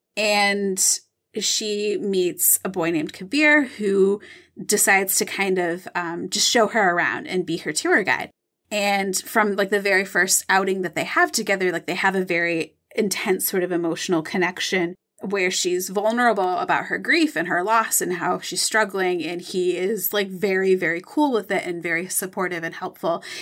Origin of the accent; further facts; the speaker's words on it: Michigan, United States; I'm from Michigan. I know Lake Michigan really well.